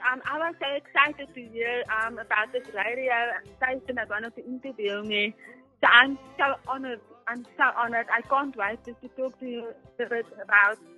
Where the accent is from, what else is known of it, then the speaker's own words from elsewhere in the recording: Worcester, Western Cape, South Africa; also born or lived in Bloemfontein / Johannesburg; Yes, I was born in Bloemfontein, but I grew up in Worcester. But then we moved back to Bloemfontein and then we lived in Johannesburg and now we're moving back to Cape Town.